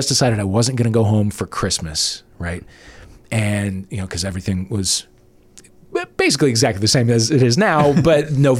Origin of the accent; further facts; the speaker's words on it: St. Louis, Missouri, United States; And I said, "St. Louis."